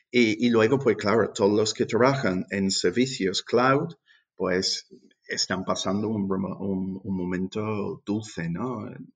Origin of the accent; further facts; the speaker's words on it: England, United Kingdom; Spanish is a second language; moved away as an adult; also born or lived in London; now in Seville, Spain; yo soy inglés